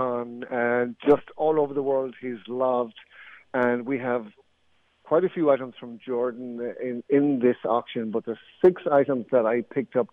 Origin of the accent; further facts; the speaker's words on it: Athlone, Leinster, Ireland; moved away as an adult; now in United States; I'm from the south, and near Dublin, but the very center of the country, a place called Athlone